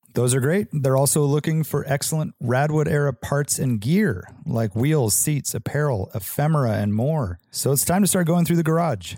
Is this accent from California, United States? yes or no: yes; Santa Cruz, California, United States; growing up in Santa Cruz